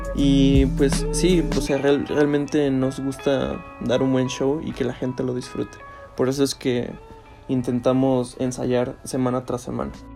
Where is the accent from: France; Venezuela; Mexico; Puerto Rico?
Mexico; Celaya, Guanajuato; soy de aquí de Salaya, Guanajuato